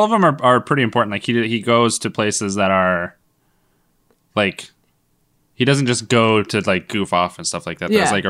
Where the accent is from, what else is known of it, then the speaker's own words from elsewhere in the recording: Montana, United States; growing up in Montana, where there was a black family that moved into town, and it was a big deal.